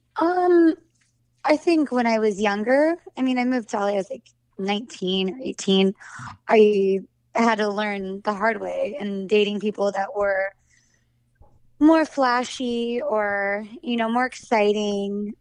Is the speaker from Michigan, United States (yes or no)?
no; Santa Cruz, California, United States; moved away; also born or lived in Los Angeles; I grew up in Santa Cruz, California, which is, like, a hippie surf town.